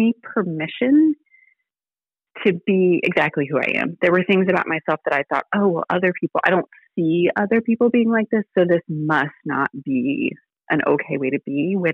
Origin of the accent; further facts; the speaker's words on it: Virginia, United States; now in Alabama, United States; I live in Alabama, but I was born in Virginia.